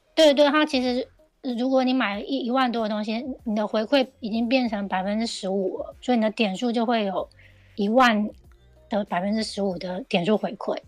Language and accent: Chinese; Taiwan; now in Japan; 我觉得这个是对我们台湾人而言是一个很不同的怎么讲？不同的想法